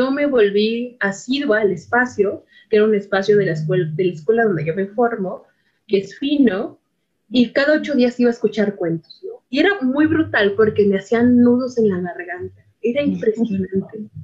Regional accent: Iztapalapa, Mexico City, Mexico; yo soy una mujer de la periferia, que hablo de la periferia, pues nací y crecí en Iztapalapa Mágica, ¿no?

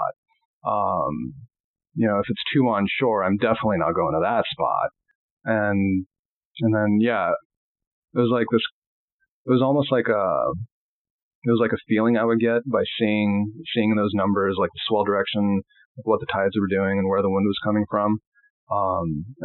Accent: Long Beach, California, United States; growing up in Long Beach

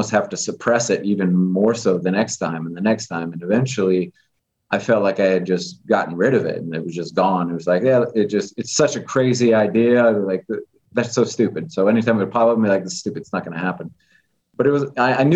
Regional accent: Las Vegas, Nevada, United States; growing up in Vegas and the way that I came up

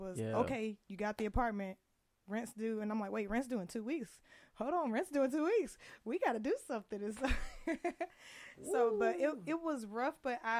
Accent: Indianapolis, Indiana, United States; moved away as an adult; also born or lived in Hazelhurst, Georgia; now in Las Vegas, United States; I was born in Hazelhurst, Georgia, and grew up in Indianapolis, Indiana.

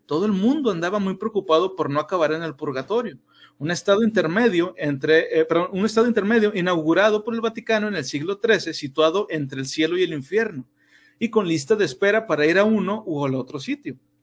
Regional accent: Mexico; somos mexicanos

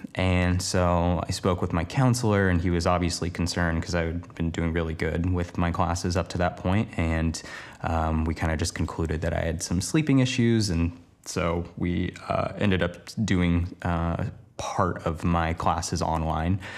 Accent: Portland, Oregon, United States; moved away as an adult; now in Los Angeles, United States; the place I grew up in Portland, Oregon, to moving to Los Angeles, now working down here full-time

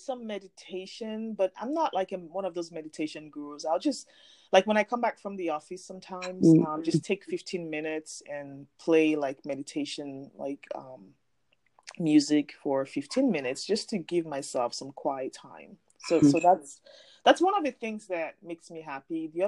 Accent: Nigeria; I'm from Nigeria

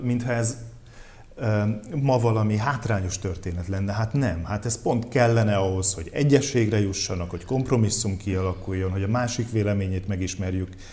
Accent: Veszprém County, Hungary; moved away; vidéken éltem, tehát én nem budapesti vagyok

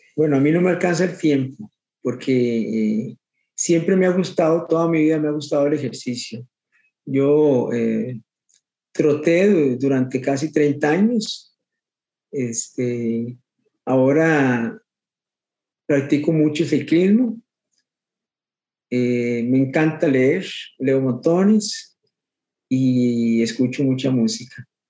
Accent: Guadalupe, San José, Costa Rica; toda mi vida, toda mi vida soy de aquí, de Guadalupe

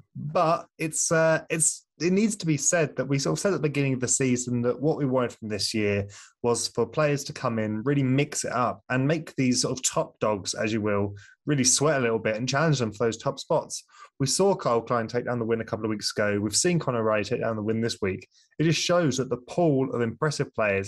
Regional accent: United Kingdom; I'm British

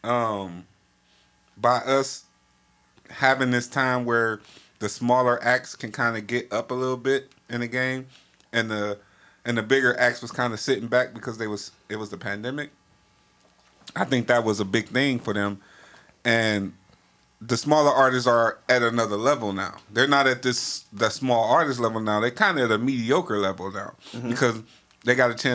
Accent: Cleveland, Ohio, United States

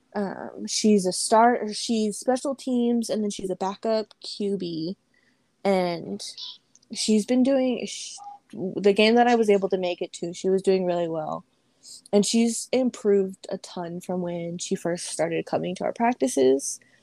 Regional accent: Las Vegas, Nevada, United States; Born and raised here

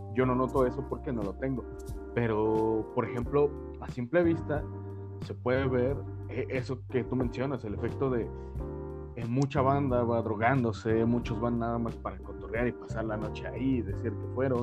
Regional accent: Mexico; como mexicano

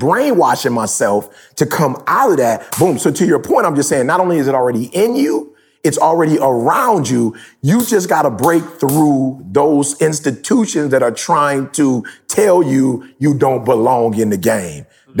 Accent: Detroit, Michigan, United States; I'm from Detroit. I told you, you graduate or you don't, and you go work for Ford, GM, or Chrysler.

